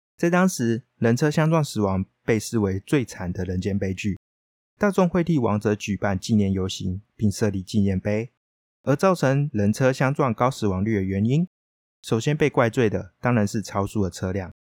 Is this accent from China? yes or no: no; northern Taiwan, Taiwan; 纵使我是北部人，但我还是不喜欢吃油饭